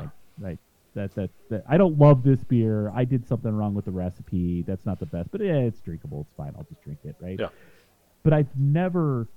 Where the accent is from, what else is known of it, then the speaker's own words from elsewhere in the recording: Utah, United States; now in Jefferson County, Colorado, United States; I'm from Utah um, originally